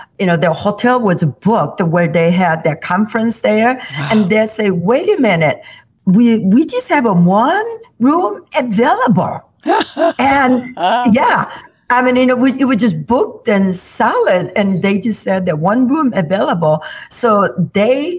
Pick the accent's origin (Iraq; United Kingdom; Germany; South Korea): South Korea; moved away as an adult; now in Illinois, United States; I grew up in South Korea